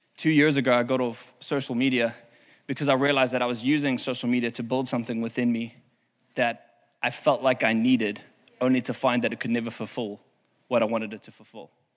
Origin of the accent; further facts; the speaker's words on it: South Africa; now in Houston, United States; I'm from South Africa